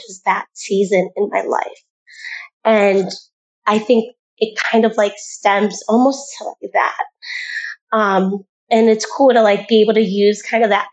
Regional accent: Cleveland, Ohio, United States; moved away as an adult; now in Naples, United States; I'm originally from Cleveland, Ohio

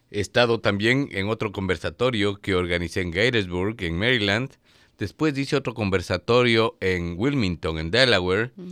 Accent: Ecuador; moved away as an adult; now in Washington area, United States; Tenemos los ecuatorianos, es innato en nosotros, es un espíritu de solidaridad.

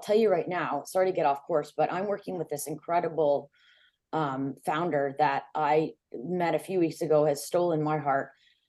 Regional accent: Vancouver, British Columbia, Canada; born there; I'm proud Canadian. I was born in Vancouver, but I have, you know, lived all over the world.

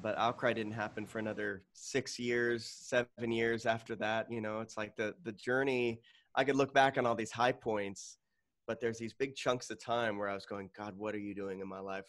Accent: Tucson, Arizona, United States; now in Phoenix, United States; I grew up in Tucson, Arizona

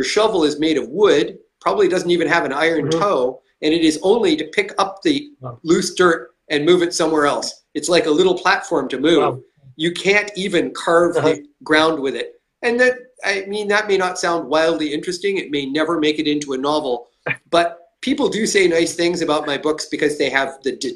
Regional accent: Canada

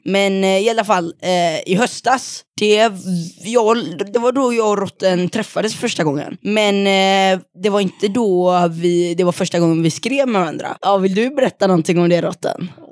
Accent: Mölnlycke, Västra Götaland, Sweden; kommer från Mölnlycke

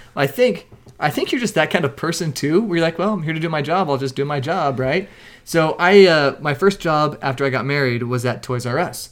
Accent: Mesquite, Nevada, United States; I grew up in Mesquite, Nevada

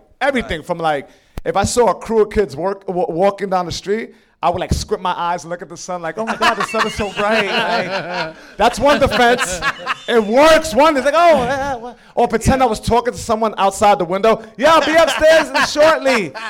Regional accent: New York City, New York, United States; Look, well, Lower East Side has changed now. You go out there now, it's similar to Bedford Avenue.

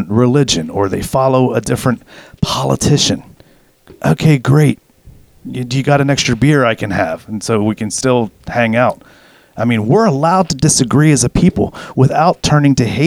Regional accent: United States; growing up in America as a kid

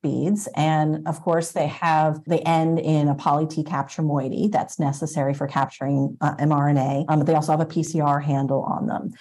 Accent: upstate New York, United States; moved away as an adult; also born or lived in New Jersey / Boston area, Massachusetts; now in Boston, United States; I grew up in upstate New York and then went to college in New Jersey at Princeton University for molecular biology

